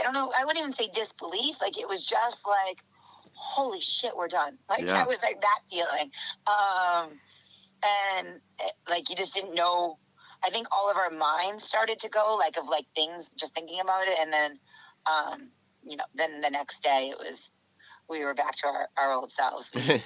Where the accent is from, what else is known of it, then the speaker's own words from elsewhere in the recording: New England, United States; and I don't like the cold, and I am from New England and I hate the cold.